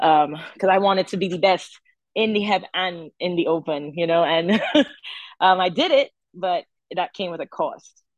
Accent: St. Augustine, Trinidad & Tobago; also born or lived in Nashville, Tennessee; now in United States; I'm from a place called St. Augustine um, in Trinidad, which is it's near the university

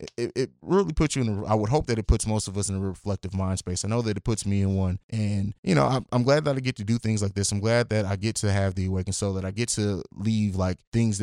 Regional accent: Germany; Someone that I grew up with in Germany, Dwayne, died as well.

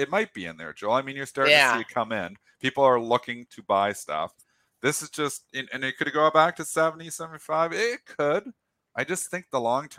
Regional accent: Canada; I'm Canadian

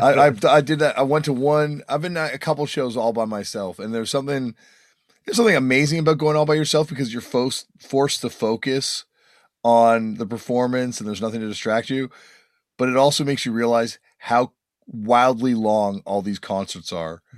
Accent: Toronto, Ontario, Canada; growing up in Toronto

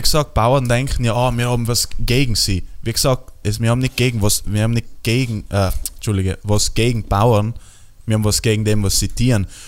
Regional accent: South Tyrol, Trentino-Alto Adige, Italy

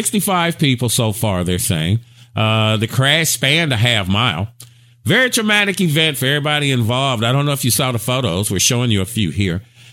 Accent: Gary, Indiana, United States; now in Cedar Hill, United States; I'm from Gary, Indiana, outside of Chicago, Illinois

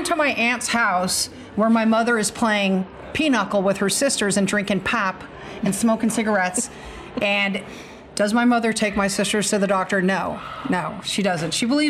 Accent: California, United States; We're from California.

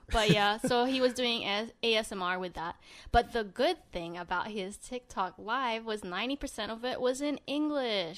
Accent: Sydney, New South Wales, Australia; now in Los Angeles, United States; he was born and raised in Sydney, Australia. Same as me.

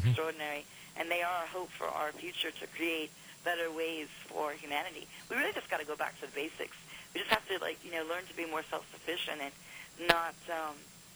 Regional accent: United States; I am from America

